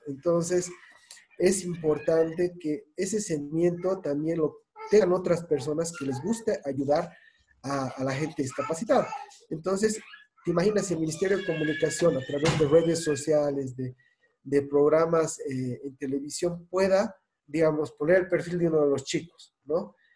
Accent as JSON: {"language": "Spanish", "country": "Bolivia", "said": "como muchos bolivianos"}